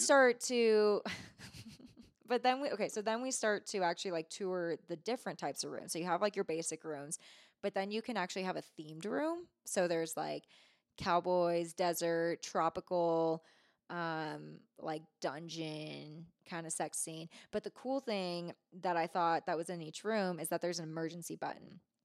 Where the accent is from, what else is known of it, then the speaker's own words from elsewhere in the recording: Bay Area, California, United States; moved away as an adult; also born or lived in Truckee, California; now in Reno, United States; I grew up in the Bay Area